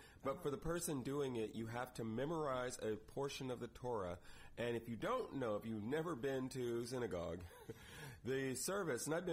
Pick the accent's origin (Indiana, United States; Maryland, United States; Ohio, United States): Indiana, United States; moved away; We are both Hoosiers. We're both from Indiana.